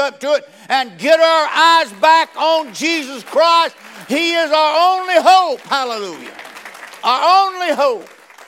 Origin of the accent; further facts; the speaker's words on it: United States; I was born in America